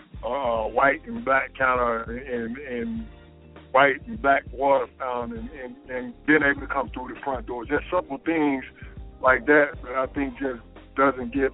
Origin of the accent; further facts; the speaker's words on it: Alabama, United States; I grew up in Alabama